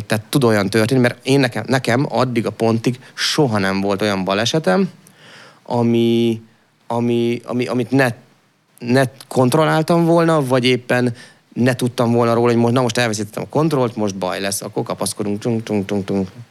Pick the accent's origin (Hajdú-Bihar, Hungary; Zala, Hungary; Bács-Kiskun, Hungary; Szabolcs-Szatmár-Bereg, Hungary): Hajdú-Bihar, Hungary; Debrecen; én Debreceni vagyok alap, Piában, Debrecen mellől, de Debreceni voltam